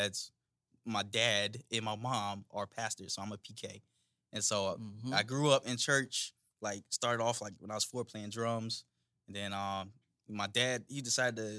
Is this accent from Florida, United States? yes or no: yes; Daytona Beach, Florida, United States; moved away; I was born and raised in Daytona